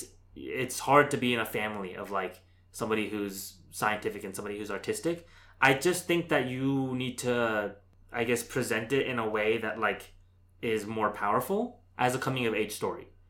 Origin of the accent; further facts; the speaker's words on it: United States; as like an Indian American